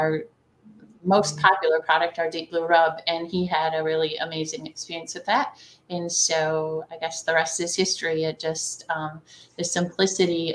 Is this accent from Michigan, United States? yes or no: yes; the Thumb of Michigan, United States; I am from the Thumb of Michigan. I live in a town called Sandusky